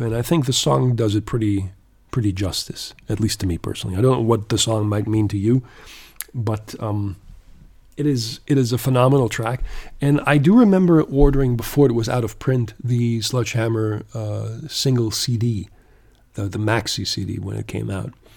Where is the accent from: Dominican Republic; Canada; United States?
Canada; growing up in Canada back then